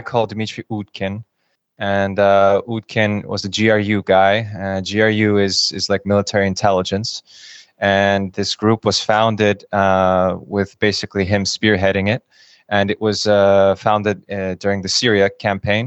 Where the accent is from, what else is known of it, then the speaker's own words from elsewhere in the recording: United States; moved away as an adult; also born or lived in Kyiv, Ukraine / Russia; I grew up in the United States